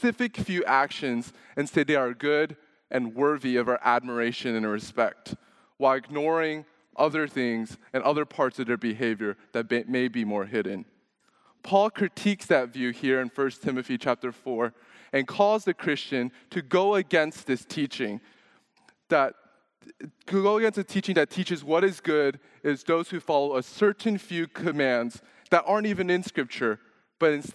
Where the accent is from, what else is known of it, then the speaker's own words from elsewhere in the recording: Dallas, Texas, United States; also born or lived in Louisiana; now in Houston, United States; I was born in Louisiana. I grew up in Dallas and then came to Houston for college